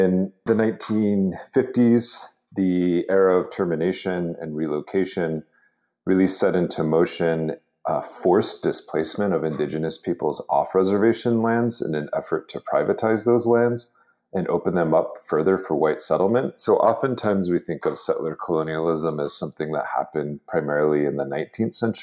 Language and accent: English; Lower Brule Sioux Tribe, South Dakota, United States; also born or lived in Albuquerque, New Mexico; from the Lower Rural Sioux Tribe in South Dakota